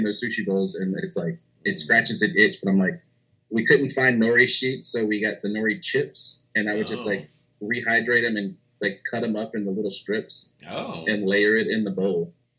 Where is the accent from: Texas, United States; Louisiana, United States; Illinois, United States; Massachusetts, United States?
Louisiana, United States; But I'm a Cajun. So I had Cajun knives, Cajun tools, Cajun utensils, Cajun accessories.